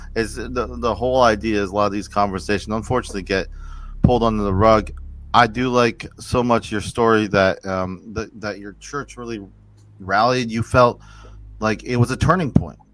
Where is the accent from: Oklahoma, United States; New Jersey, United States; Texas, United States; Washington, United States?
New Jersey, United States; I'm from New Jersey, so there's a lot of Italians